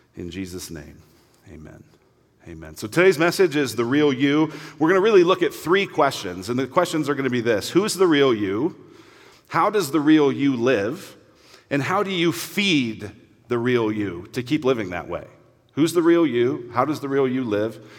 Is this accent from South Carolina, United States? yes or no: no; Denver, Colorado, United States; I grew up in Denver